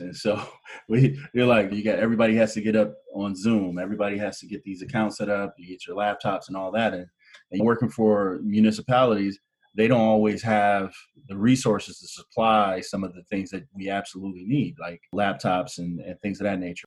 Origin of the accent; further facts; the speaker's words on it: Canton, Ohio, United States; moved away as an adult; now in Michigan, United States; I'm originally from Canton, Ohio, which is the major kind of industrial hub here in the Midwest, and grew up there